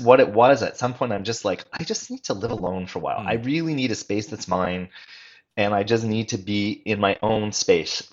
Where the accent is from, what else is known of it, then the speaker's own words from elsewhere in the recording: Montreal, Quebec, Canada; now in Vancouver, Canada; I grew up in Montreal